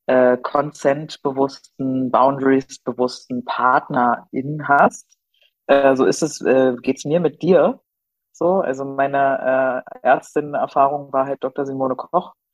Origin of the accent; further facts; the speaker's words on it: Berlin, Germany; Ja, nicht als Berliner, ne? Als Berliner ist man ja, ich meine, ich nenne das immer Kiez-Nazi.